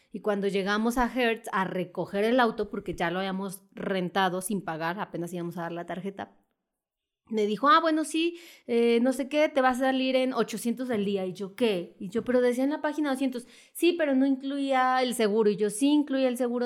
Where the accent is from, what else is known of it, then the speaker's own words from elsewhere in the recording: Mexico; los mexicanos no podemos entrar a la Unión Europea